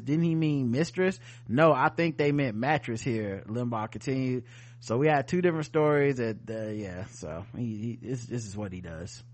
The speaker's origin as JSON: {"language": "English", "region": "the South", "country": "United States", "said": "I'm from the South, y'all"}